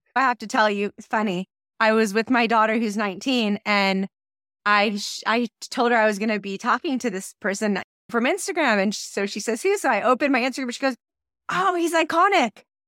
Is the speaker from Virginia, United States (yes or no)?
no; San Diego, California, United States; I'm from San Diego, California. And I grew up in a secular Jewish family.